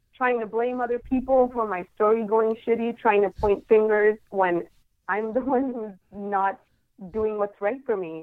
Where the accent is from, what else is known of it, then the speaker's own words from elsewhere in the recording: Guadalajara, Jalisco, Mexico; moved away as an adult; now in San Diego, United States; I am from originally from Mexico. I'm from Guadalajara is right in the middle of the country. But right now, I live in San Diego